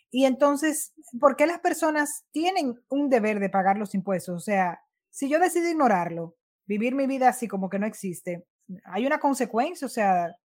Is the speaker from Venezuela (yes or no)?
no; Dominican Republic